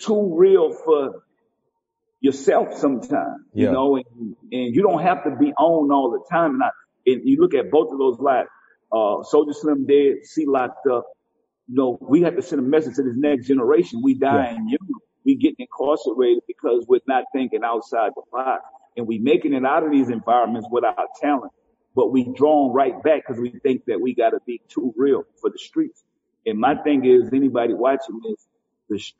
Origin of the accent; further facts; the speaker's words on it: New Orleans, Louisiana, United States; if they from New Orleans and they from where I'm from